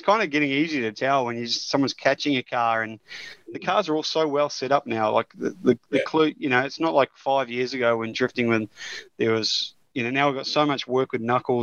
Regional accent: New Zealand; Being a Kiwi

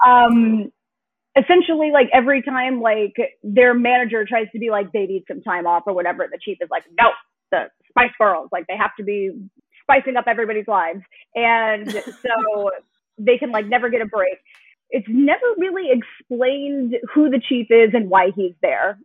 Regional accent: Denton, Texas, United States; we're both from the same place in Texas

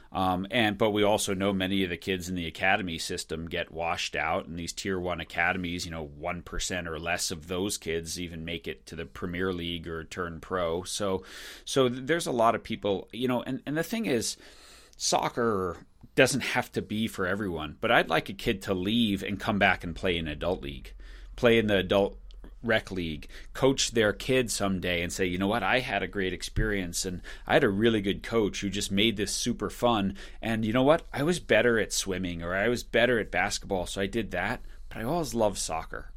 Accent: Long Island, New York, United States; moved away; also born or lived in Michigan; I grew up on Long Island

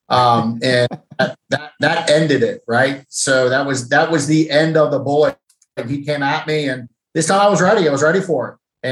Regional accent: Granville, Ohio, United States; I grew up in Granville, Ohio, which is a small college town that surrounds Denison University

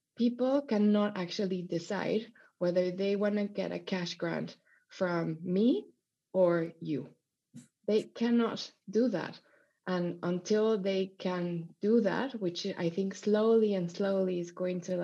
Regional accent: Mexico; moved away; I grew up in Mexico

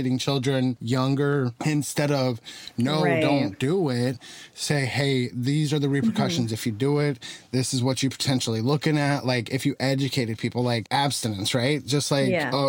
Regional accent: Tucson, Arizona, United States; moved away; Tucson is my hometown. That's where I'm originally from

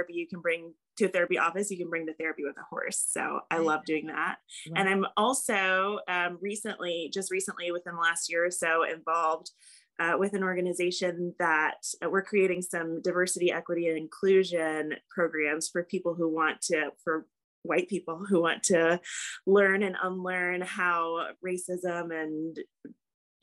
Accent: Lexington, Kentucky, United States; now in Hendersonville, United States; I grew up in Lexington, Kentucky, which is the horse capital of the world

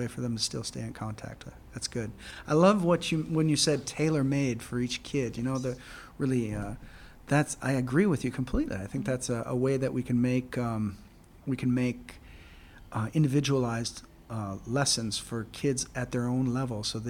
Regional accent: United States; now in Singapore; as an American

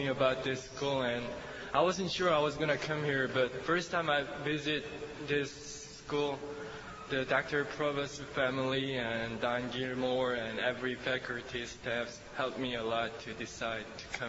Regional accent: Seoul, South Korea; English is a second language; I'm from Seoul, Korea.

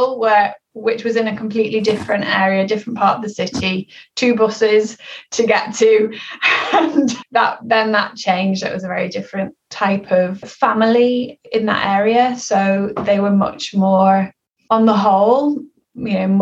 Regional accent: Liverpool, North West England, United Kingdom; I grew up in Liverpool in an area called Toxteth

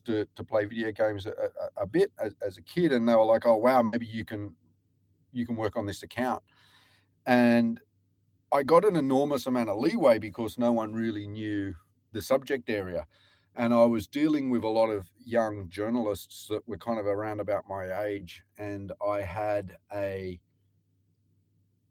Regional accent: Newcastle, New South Wales, Australia; moved away as an adult; also born or lived in Sydney / Japan; now in Europe; I went to the University of Newcastle and I grew up in Newcastle

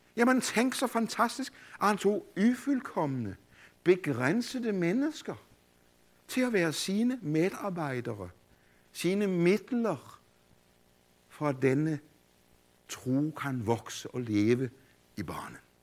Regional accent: Denmark; also born or lived in Copenhagen, Denmark; jeg voksede op i Grundviks og Kols fædreland

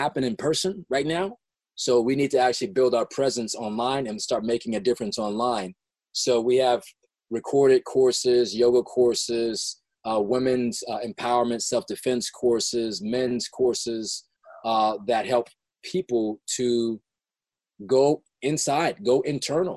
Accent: Los Angeles, California, United States; I grew up in South Central LA, South

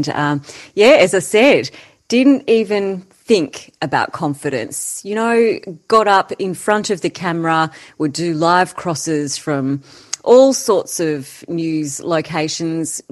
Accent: Canberra, Australian Capital Territory, Australia; we grew up in Canberra

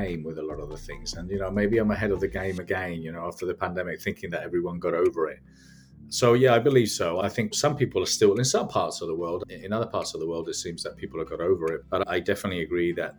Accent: Spain; also born or lived in London, United Kingdom; I was born in London from Spanish immigrants. So hard workers, lived in London till I was 9. Then I moved to Spain. I was brought up in Spain all my life.

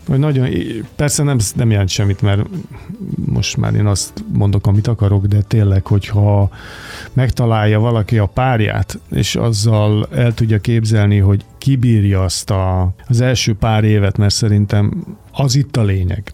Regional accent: Budapest, Hungary; moved away as an adult; now in Mór, Hungary; aki kőbányán születtem

